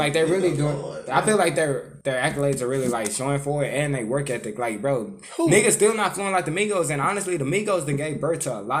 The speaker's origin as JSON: {"language": "English", "town": "Houston", "region": "Texas", "country": "United States", "said": "I'm from Houston."}